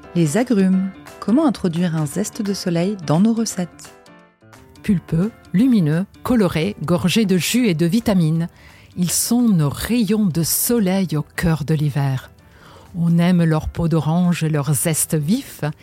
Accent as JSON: {"language": "French", "town": "Genoa", "region": "Liguria", "country": "Italy", "tie": "born or raised there", "moved": "yes", "said": "Je suis née à Gênes"}